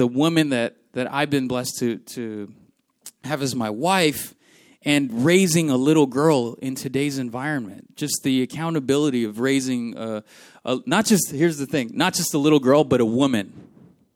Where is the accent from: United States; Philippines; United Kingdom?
Philippines; moved away; The house that I grew up in the Philippines, that I was born into